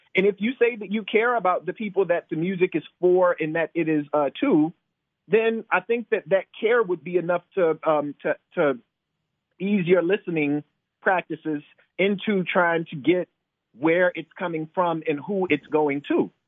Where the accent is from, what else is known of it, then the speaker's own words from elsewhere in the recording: Decatur, United States; now in Charlottesville, United States; growing up in Decatur